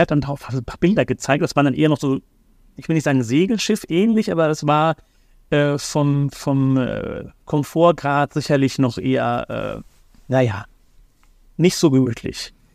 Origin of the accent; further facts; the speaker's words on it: Germany; Wir Deutschen